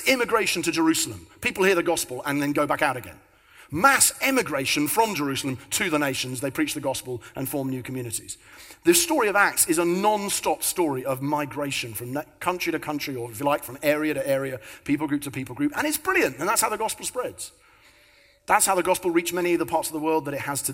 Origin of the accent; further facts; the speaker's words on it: London, United Kingdom; moved away; But I was born in South London